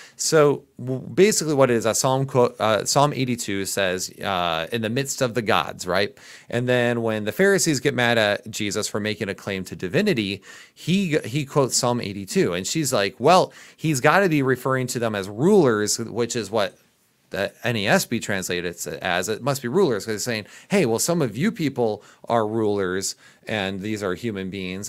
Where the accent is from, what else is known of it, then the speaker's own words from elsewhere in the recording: Midwest, United States; accent: Midwest; my Midwest accent